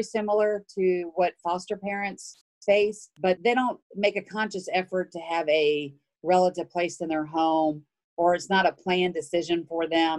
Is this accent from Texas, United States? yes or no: yes; Houston, Texas, United States; also born or lived in Spring, Texas; I am from Houston. I live currently in Spring.